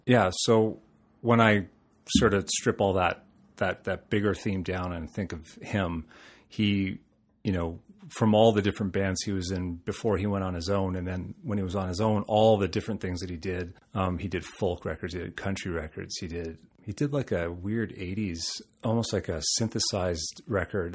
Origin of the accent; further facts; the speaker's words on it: Toronto, Ontario, Canada; also born or lived in London, Ontario; I'm from Toronto. I'm a Toronto boy. uh, born and raised.